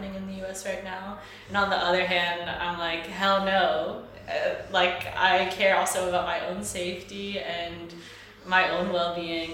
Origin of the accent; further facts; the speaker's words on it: Mississippi, United States; moved away as an adult; also born or lived in Chicago, United States; now in Vienna, Austria; I'm from Mississippi, famously a homophobic place. I was born and raised there.